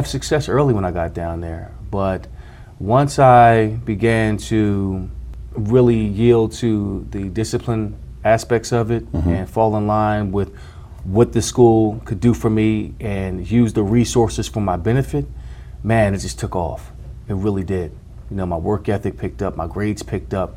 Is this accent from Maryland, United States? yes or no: no; Philadelphia, Pennsylvania, United States; as a child growing up in Philadelphia